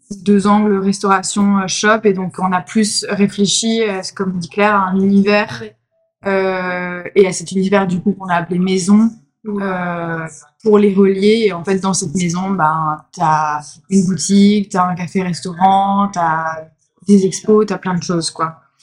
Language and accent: French; Grenoble, Auvergne-Rhône-Alpes, France; moved away as an adult; now in Marseille, France; j'étais de Grenoble